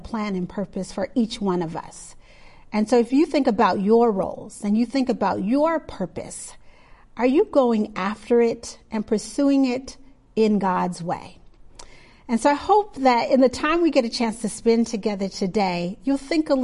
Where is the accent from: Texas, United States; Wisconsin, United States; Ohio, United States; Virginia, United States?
Wisconsin, United States; Milwaukee; I grew up in Milwaukee, Wisconsin